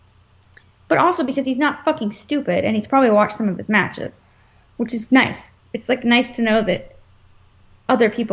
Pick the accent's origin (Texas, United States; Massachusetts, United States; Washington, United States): Texas, United States; Dallas; I'm from Dallas